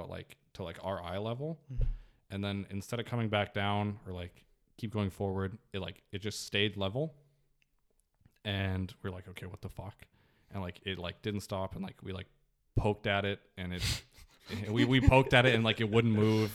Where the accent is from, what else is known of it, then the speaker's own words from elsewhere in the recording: Nelson, British Columbia, Canada; we were in Nelson, which is my hometown